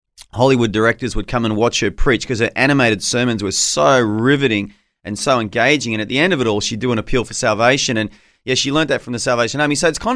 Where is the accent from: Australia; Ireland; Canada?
Australia; Gunnedah, New South Wales; I was born near Gunnedah.